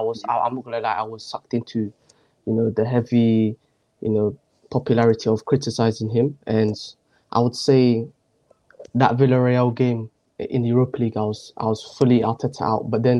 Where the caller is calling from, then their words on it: Milton Keynes, South East England, United Kingdom; From England, MK, Milton Keynes.